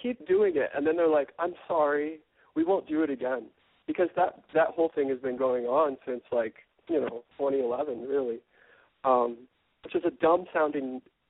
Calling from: New York, United States; I'm calling you from New York, and I just turned 40.

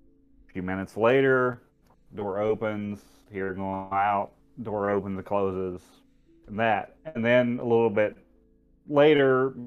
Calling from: Hurricane, Utah, United States; I'm calling from the great town of Hurricane.

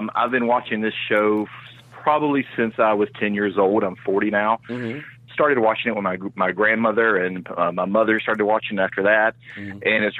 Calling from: Orlando, Florida, United States; over in Orlando, Florida.

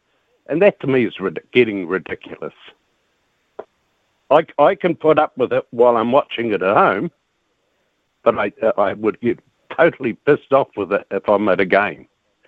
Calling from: Invercargill, Southland, New Zealand

